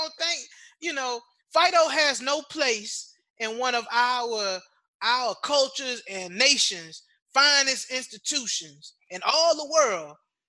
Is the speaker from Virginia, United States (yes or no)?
yes; Norfolk, Virginia, United States; moved away as an adult; now in Washington, D.C., United States; I'm from Norfolk, Virginia. So, of course, I'm going to say Hampton. But I'm a DC resident.